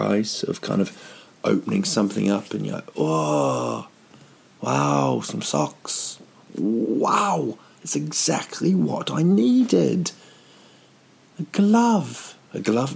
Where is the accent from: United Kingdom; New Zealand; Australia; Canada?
New Zealand; now in Sweden; I'm from New Zealand